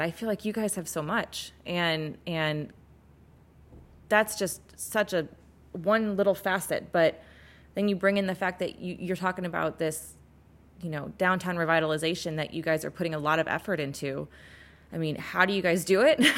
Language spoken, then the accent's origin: English; St. Louis, Missouri, United States; I'm from Saint Louis.